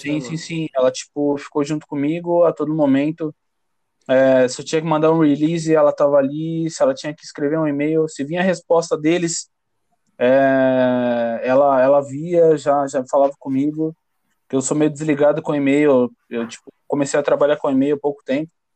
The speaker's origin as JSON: {"language": "Portuguese", "region": "São Paulo", "country": "Brazil", "said": "sou do Jardim Paulistano, São Paulo"}